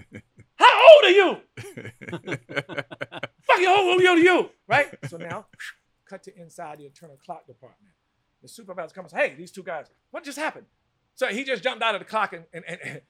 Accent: Wilson, North Carolina, United States; moved away; also born or lived in New York City; the way I was raised in North Carolina

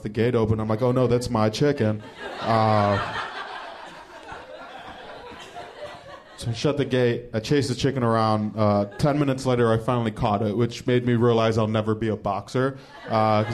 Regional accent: Cleveland, Ohio, United States; I'm from Cleveland

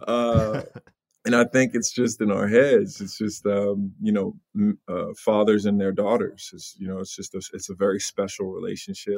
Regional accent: Long Island, New York, United States; grew up in Long Island.

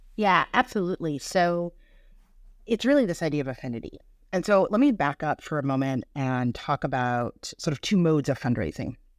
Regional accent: Birmingham, Michigan, United States; moved away as an adult; also born or lived in Boston, Massachusetts; I'm from Birmingham, Michigan

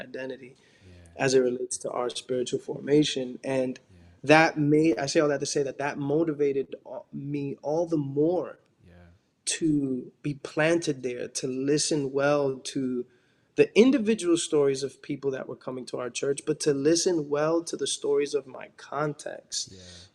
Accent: New York City, New York, United States; I grew up in Washington, and particularly in this neighborhood called Dyckman, that's within Washington, you know, the uptown Manhattan area

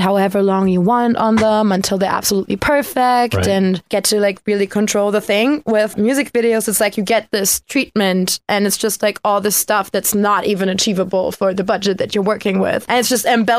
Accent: outside of Cologne, North Rhine-Westphalia, Germany; moved away; I grew up way outside of Cologne, Germany

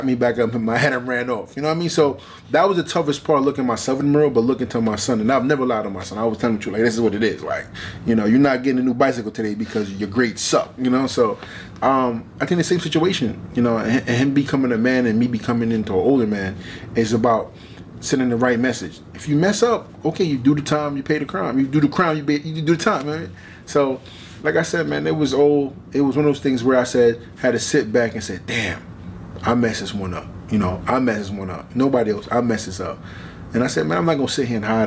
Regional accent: New York, United States; To fight AJ and MSG in my hometown

